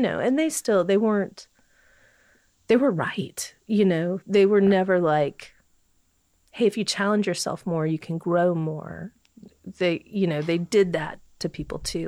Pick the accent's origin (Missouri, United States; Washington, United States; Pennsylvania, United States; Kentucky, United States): Kentucky, United States; Bowling Green; moved away; I'm from Warren County. So I, uh, I grew up in the country